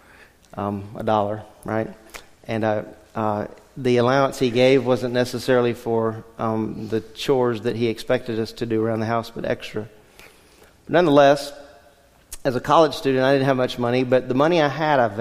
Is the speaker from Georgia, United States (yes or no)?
no; Louisiana, United States; moved away; Growing up in Louisiana, our house was